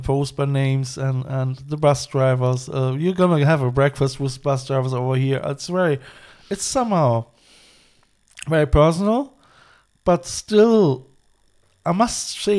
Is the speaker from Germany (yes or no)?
yes; Cologne, North Rhine-Westphalia, Germany; now in Ballinspittle, Ireland; I'm coming from Cologne